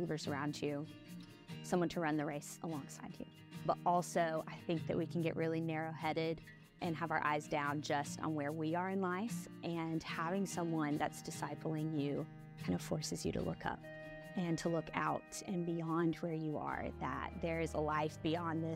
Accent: Joplin, Missouri, United States; moved away as an adult; also born or lived in Arkansas; I am originally from Joplin, Missouri. Grew up there most of my life

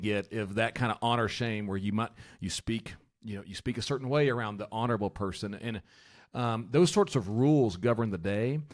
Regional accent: United States; I'm an American

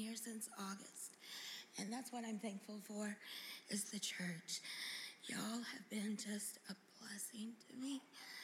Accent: Eureka Springs, Arkansas, United States; moved away; I'm from Eureka Springs, and all we have is smaller churches.

